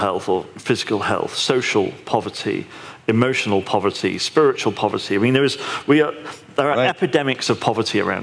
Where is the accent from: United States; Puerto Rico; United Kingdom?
United Kingdom; I'm British